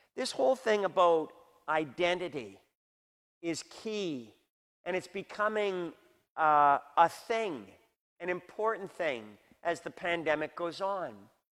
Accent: Canada; We have those as Canadian citizens

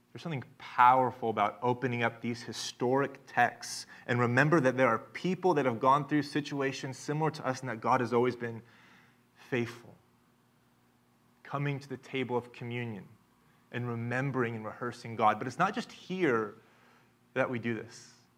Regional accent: Tulsa, Oklahoma, United States; I'm from Tulsa, Oklahoma, And I had the gift of being raised in a neighborhood

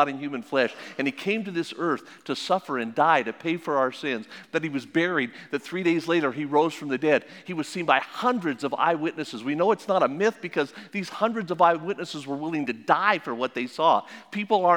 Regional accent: Las Vegas, Nevada, United States; I was born and raised in Las Vegas, in Sin City.

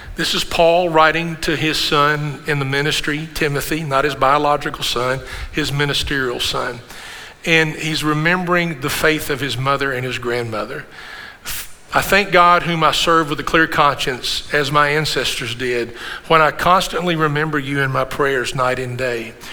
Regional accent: Kentucky, United States; I said, Kentucky

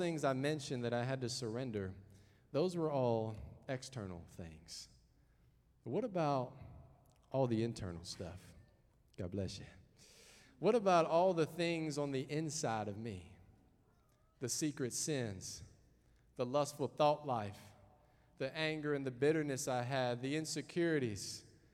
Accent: the South, Southern United States, United States; accent: southern; moved away as an adult; also born or lived in Henrico County, Virginia / Hanover County, Virginia; now in Canada; hopefully I haven't lost my southern accent

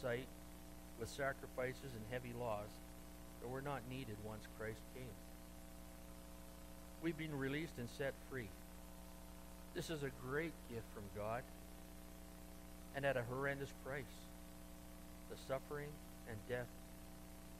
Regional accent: Cajun, Louisiana, United States; I'm a Cajun

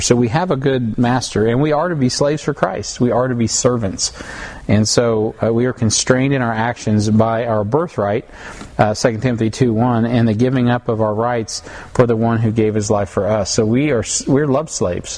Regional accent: United States; I'm an American

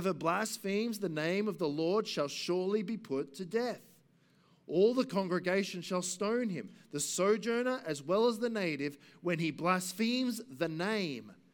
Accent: Gympie, Queensland, Australia; also born or lived in Brisbane; now in Cornubia, Australia; I grew up in Gympie

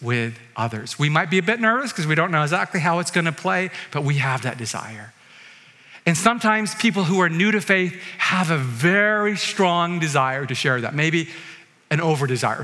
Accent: Vancouver, British Columbia, Canada; I'm from Vancouver.

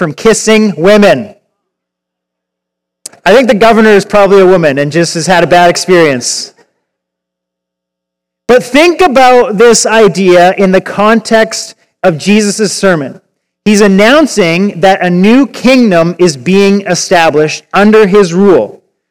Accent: Victoria, British Columbia, Canada; moved away as an adult; I grew up in Victoria. I lived there till I was about 31

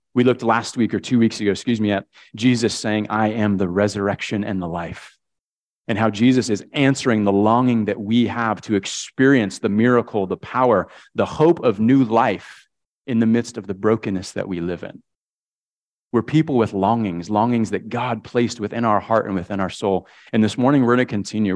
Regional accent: Connecticut, United States; I grew up in Connecticut, uh, one of six kids.

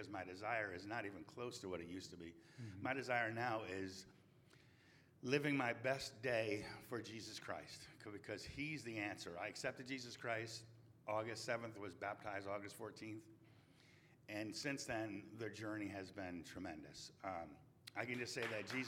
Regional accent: New Haven, Connecticut, United States; moved away as an adult; now in Raleigh, United States; I'm from New Haven, Connecticut

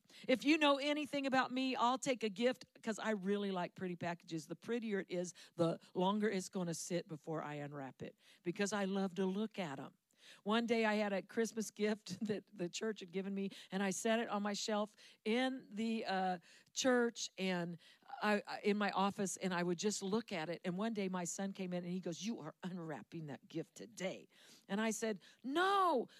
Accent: Central Valley of California, United States; I'm from the Central Valley of California.

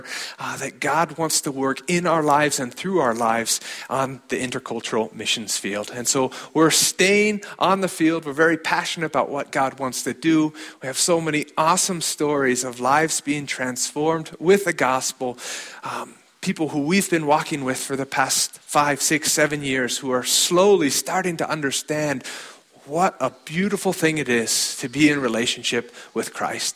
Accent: Alliance, Nebraska, United States; moved away as an adult; also born or lived in Chadron, Nebraska / Germany / Chile; now in Switzerland; I was born here in Chadron, Nebraska, grew up in Alliance, and for the past 12 years, I've lived overseas

